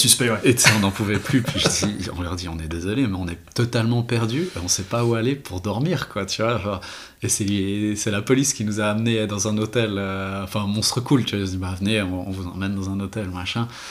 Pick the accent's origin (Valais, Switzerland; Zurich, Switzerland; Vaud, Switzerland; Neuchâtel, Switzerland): Vaud, Switzerland; Renens; also born or lived in Geneva / Glashütte; je viens de Renan